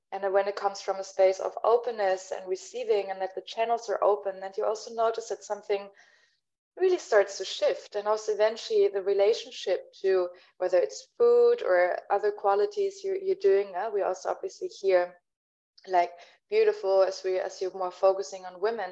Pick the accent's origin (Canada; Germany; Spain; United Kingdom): Germany; Berlin; first language German; English is a second language; moved away; my mother tongue is, is german i'm originally from berlin